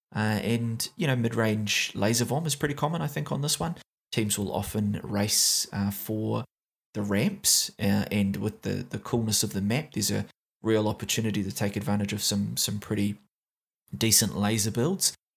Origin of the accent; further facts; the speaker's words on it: New Zealand; accent: Kiwi; my Kiwi accent.